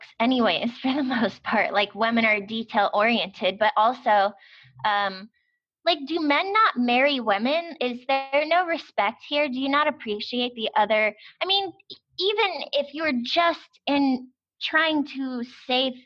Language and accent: English; United States; as an American